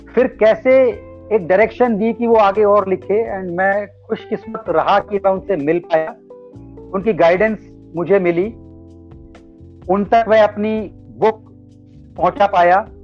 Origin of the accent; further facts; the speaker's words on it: Alwar, Rajasthan, India; moved away as an adult; also born or lived in Aurangabad, Maharashtra / Pune; now in Gurugram, India; मैं बेसिकली अलवर राजस्थान का रहने वाला हूँ और अलवर राजस्थान में जी आ, मेरी प्राइमरी एजुकेशन अलवर राजस्थान में हुई